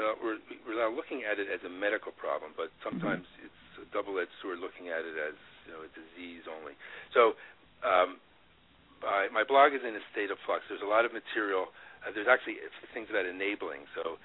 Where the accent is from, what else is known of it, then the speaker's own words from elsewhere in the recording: Woodstock, New York, United States; I'm like an ex-hippie. I grew up in Woodstock and peace and love